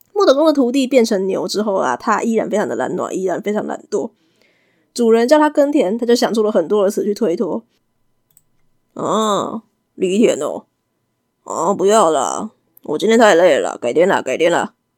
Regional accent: Taiwan; 我是一个台妹，台湾人，南方妹子

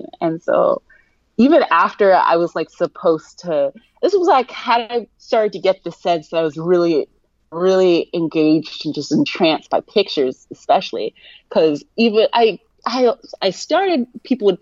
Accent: Columbus, Ohio, United States; I grew up in Columbus, Ohio

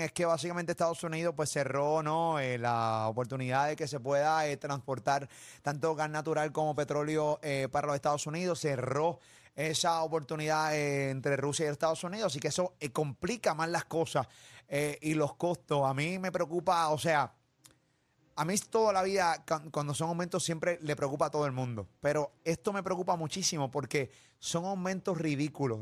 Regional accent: Venezuela; moved away; los venezolanos que, viven fuera ¿no? de, de, Venezuela

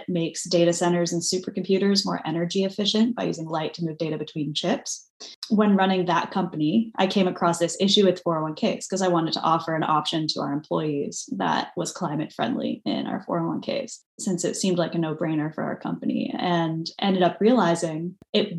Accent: San Diego, California, United States; also born or lived in France / Boston; I grew up in San Diego, but spending a lot of time in France.

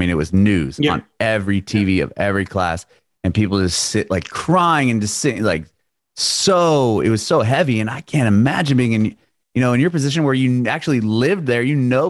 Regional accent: San Diego, California, United States; I grew up in San Diego.

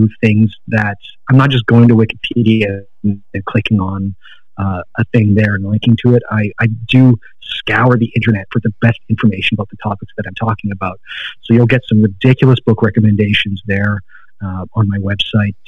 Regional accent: Canada; I'm Canadian.

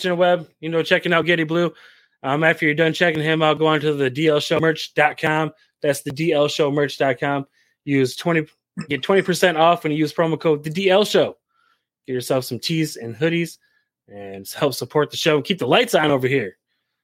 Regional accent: Michigan, United States; We're from Michigan. I'm from Michigan

